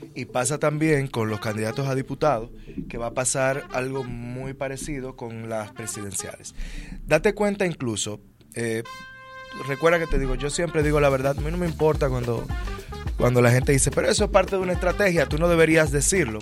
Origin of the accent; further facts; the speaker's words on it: Santo Domingo, Distrito Nacional, Dominican Republic; la capital, que es de donde yo vengo y donde me estoy postulando a diputado.